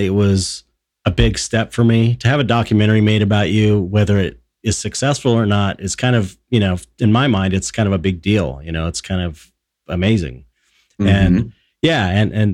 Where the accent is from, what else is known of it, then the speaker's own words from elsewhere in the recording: Los Angeles, California, United States; growing up in Pedro